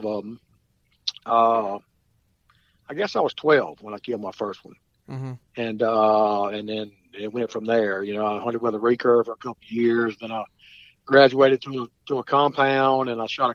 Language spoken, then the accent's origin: English; St. Francisville, Louisiana, United States; also born or lived in Clinton, Louisiana; I grew up hunting on Cat Island in West Louisiana, St. Francisville area